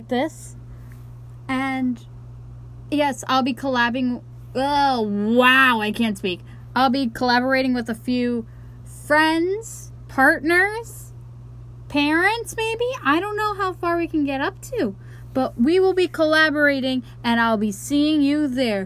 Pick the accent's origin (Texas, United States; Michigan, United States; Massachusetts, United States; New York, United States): New York, United States; I am from New York